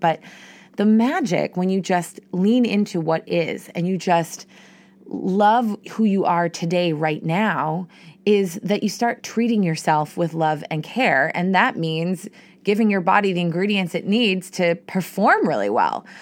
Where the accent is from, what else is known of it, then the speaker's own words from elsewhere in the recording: Boston, Massachusetts, United States; I'm from Boston